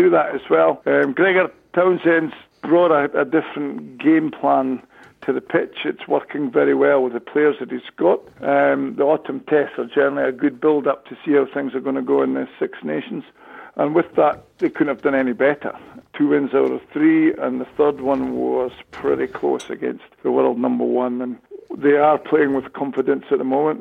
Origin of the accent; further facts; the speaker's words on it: Scotland, United Kingdom; being a Scottish sort of old player